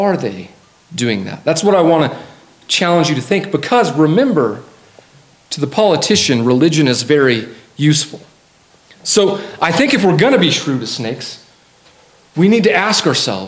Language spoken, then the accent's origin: English; Colorado Springs, Colorado, United States; I grew up in Colorado Springs